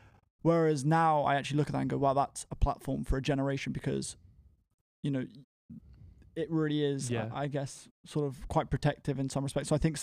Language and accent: English; Bedford, East of England, United Kingdom; I'm 23 from Bedford and I'm the co-founder of an organization called Prospect 100.